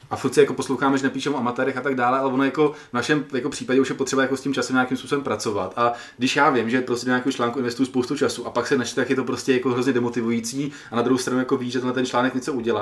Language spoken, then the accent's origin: Czech; Czechia; jsem z České republiky